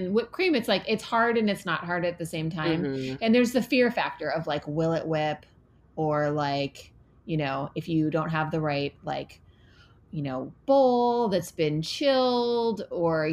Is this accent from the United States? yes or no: yes; Michigan, United States; I'm from Michigan, where all your A's are just real developed.